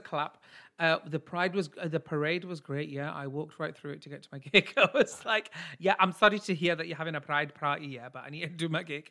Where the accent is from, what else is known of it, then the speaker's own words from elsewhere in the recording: United Kingdom; I'm British Asian